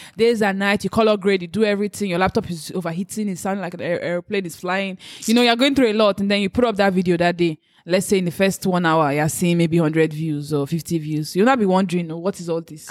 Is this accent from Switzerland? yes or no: no; Nigeria; as a Nigerian